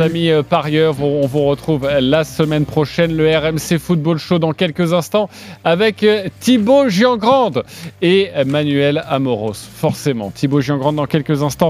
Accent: France; chez nous, français, chez nous en France

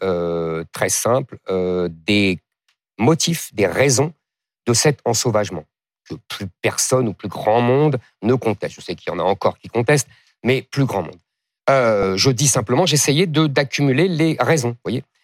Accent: France; je suis français

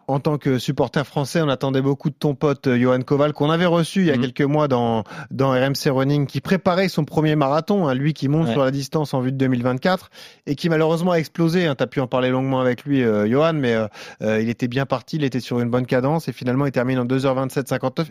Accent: France; nous, en tant que Français

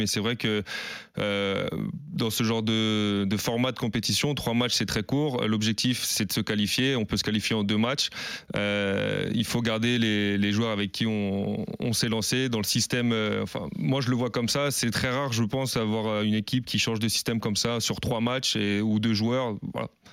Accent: Paris, Île-de-France, France; moved away as an adult; also born or lived in Bern / Amiens; revenir en région parisienne parce que je suis parisien de base

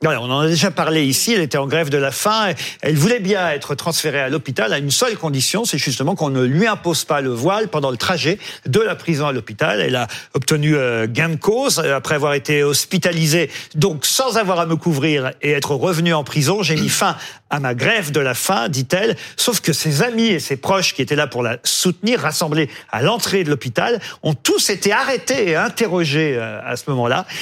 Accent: France; chez nous, en France

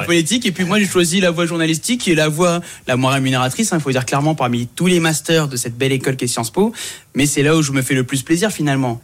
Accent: Saint-Denis, Île-de-France, France; je viens de Saint-Denis à la base. Euh, je suis né là-bas, j'habite toujours là-bas, lycée Sugère

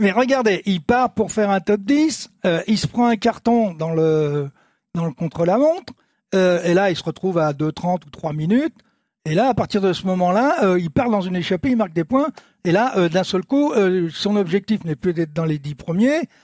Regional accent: France; on est français

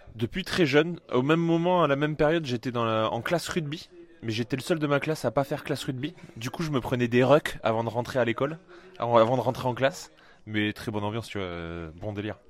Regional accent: Colomiers, Occitania, France; Toulousaine, j'ai grandi à Colomiers.

